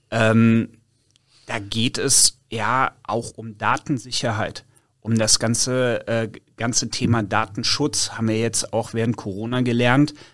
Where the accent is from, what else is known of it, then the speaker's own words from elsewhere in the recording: Cologne, North Rhine-Westphalia, Germany; Ja, komm, komm aus Köln